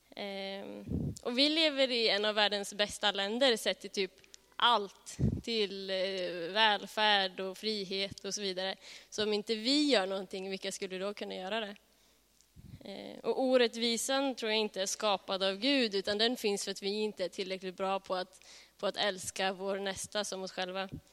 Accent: Norrköping, Östergötland, Sweden; född och uppvuxen i Norrköping

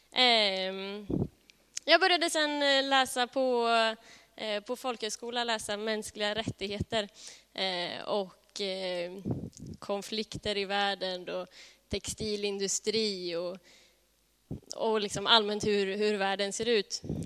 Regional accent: Norrköping, Östergötland, Sweden; född och uppvuxen i Norrköping

